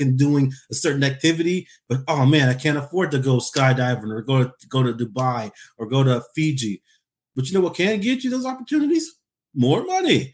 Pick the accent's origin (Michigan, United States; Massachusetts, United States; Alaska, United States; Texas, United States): Alaska, United States; I usually say nine oh seven. That's, that says I'm from Alaska